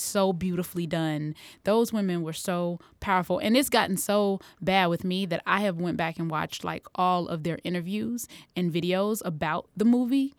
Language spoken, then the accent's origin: English; United States; growing up in America